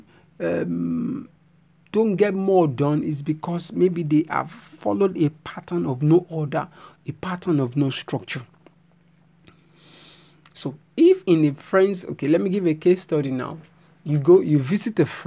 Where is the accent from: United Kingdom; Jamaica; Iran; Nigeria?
Nigeria; I'm a Nigerian